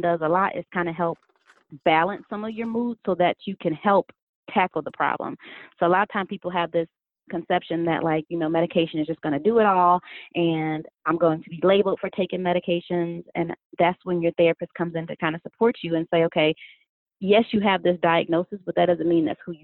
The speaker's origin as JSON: {"language": "English", "region": "Connecticut", "country": "United States", "moved": "yes", "lives_now": "Spartanburg, United States", "said": "I am actually from Connecticut."}